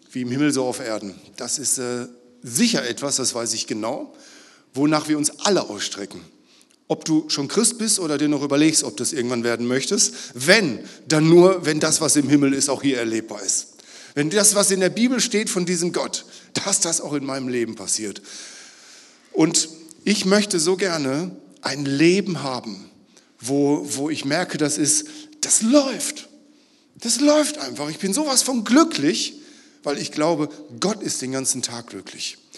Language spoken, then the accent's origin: German; Northern Germany, Germany; Ich komme aus Norddeutschland, eigentlich heißt das, ich habe Angst.